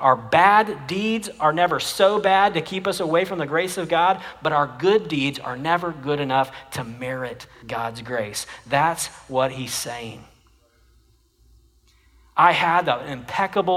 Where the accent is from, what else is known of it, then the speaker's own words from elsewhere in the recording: Jenks, Oklahoma, United States; now in Texas, United States; I come from Oklahoma, and the high school that I graduated from has the strongest football tradition of any high school in Oklahoma